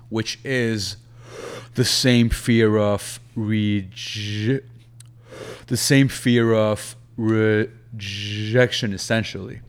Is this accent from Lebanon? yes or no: yes; Lebanon; moved away; back in my home country in Lebanon